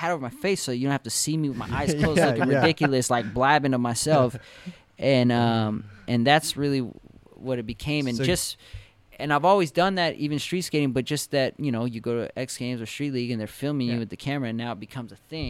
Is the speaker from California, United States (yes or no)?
yes; Los Angeles, California, United States; I was born and raised here in Los Angeles.